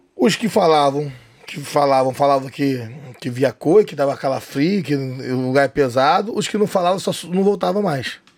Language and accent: Portuguese; Rio de Janeiro, Brazil; E eu não sou cearense, sou carioca, nasci no Rio de Janeiro